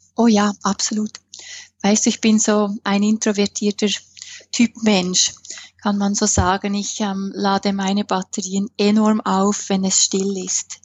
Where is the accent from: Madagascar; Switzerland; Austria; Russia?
Switzerland; accent: Swiss; ich bin Schweizerin, das hört man an meinem Akzent.